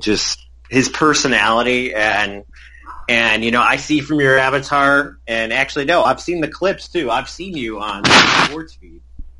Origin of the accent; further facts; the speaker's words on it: Sox country, Illinois, United States; I grew up in Sox country